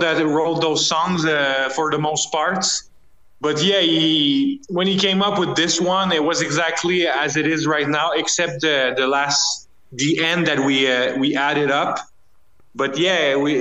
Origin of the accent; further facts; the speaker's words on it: Canada; as a Canadian band